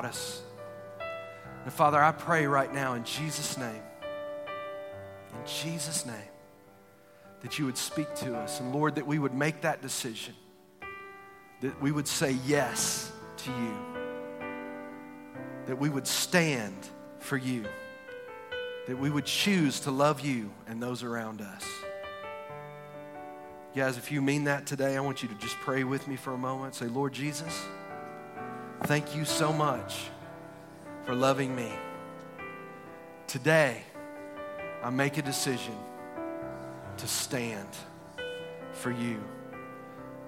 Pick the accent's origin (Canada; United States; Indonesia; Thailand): United States; Texas; I'm from Texas. We have an Alamo